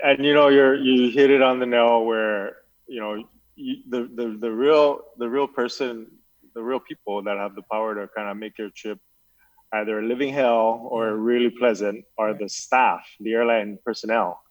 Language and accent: English; Saipan, Northern Mariana Islands; I'm from Saipan